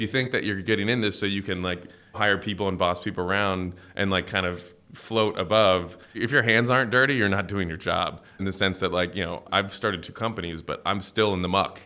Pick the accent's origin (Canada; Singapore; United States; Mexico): United States; Cincinnati, Ohio; moved away; I grew up in, uh, Cincinnati, Ohio